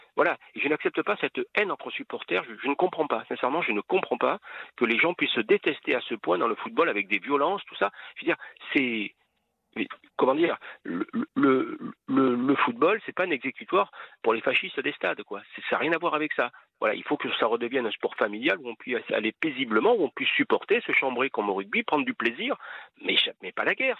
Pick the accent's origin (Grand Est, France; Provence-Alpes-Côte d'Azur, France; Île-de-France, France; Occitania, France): Provence-Alpes-Côte d'Azur, France; Toulon; also born or lived in Ollioules; je suis né à Toulon, enfin, à Olioul, hein, donc j'y ai vécu trois jours